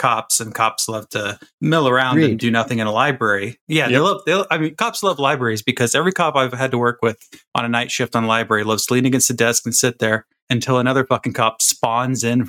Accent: Florida, United States; I'm from Florida.

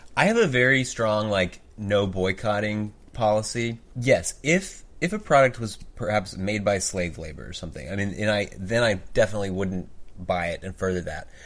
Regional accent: Oklahoma, United States; I grew up in the Bible Belt

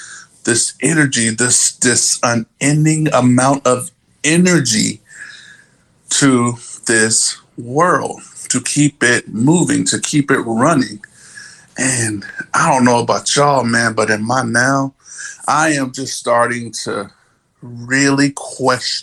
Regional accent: New Jersey, United States; we're from Jersey, so that's, you know, that's how we were brought up

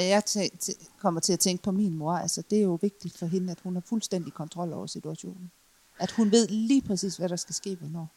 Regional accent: West Jutland, Central Denmark Region, Denmark; jeg er jo øh, vestjyde

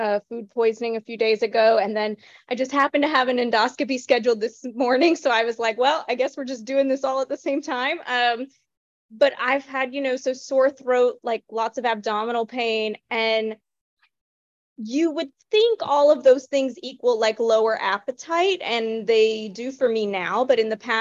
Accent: the Bible Belt, United States; I grew up in the Bible Belt going to church like 6 days a week for hours for 18 years

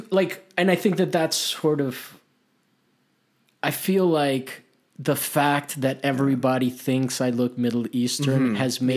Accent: Italy; now in United States; I grew up in Italy. I that's where I learned how to play soccer. I'm Hispanic

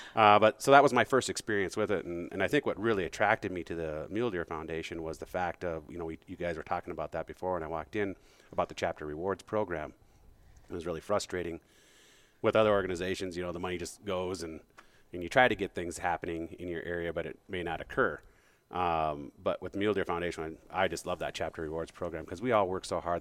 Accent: Bismarck, North Dakota, United States; moved away as an adult; also born or lived in Great Falls, Montana / Minneapolis / Fargo, North Dakota / Billings, Montana; I grew up in Bismarck, Mandan area

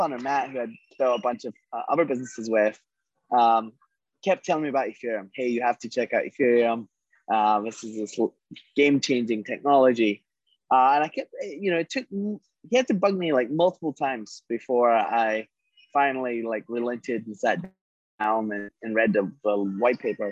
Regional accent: Scotland, United Kingdom; I grew up in Scotland.

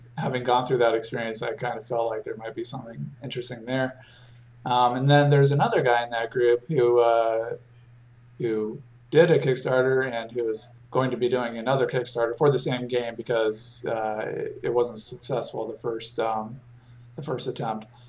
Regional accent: Raleigh, North Carolina, United States; my hometown of in Raleigh, North Carolina

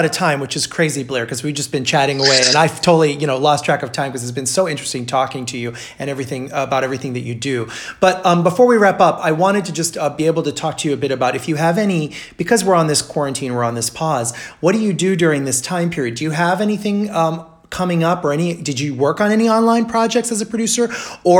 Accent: Brazil; moved away; I grew up in Brazil

